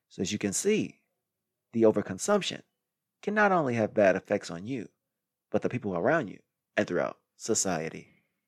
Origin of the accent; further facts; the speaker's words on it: Midwest, United States; moved away; I came from the Midwest where people eat excessively without any too much exercise